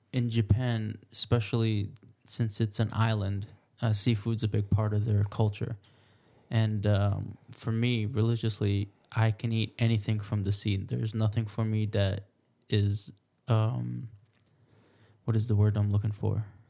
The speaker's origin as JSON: {"language": "English", "town": "Alexandria", "region": "Alexandria Governorate", "country": "Egypt", "tie": "born or raised there", "moved": "yes", "said": "I grew up in Alexandria."}